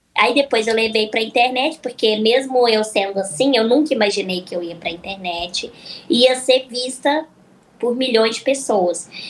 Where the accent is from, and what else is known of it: Araxá, Minas Gerais, Brazil; born or raised there; also born or lived in Uberaba / Uberlândia; now in São Paulo, Brazil